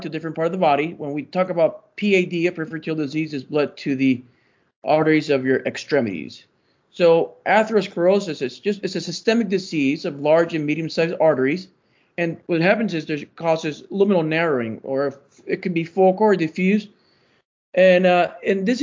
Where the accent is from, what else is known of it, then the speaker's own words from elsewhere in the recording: Puerto Rico; moved away as an adult; also born or lived in Michigan / Tennessee; now in Memphis, United States; I'm originally from Puerto Rico